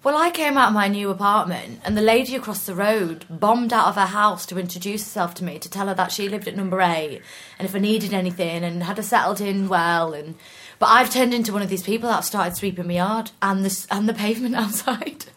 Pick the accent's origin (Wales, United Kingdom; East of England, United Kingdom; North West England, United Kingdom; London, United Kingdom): East of England, United Kingdom; Norwich; also born or lived in York; now in South of England, United Kingdom; I'm actually from Norwich.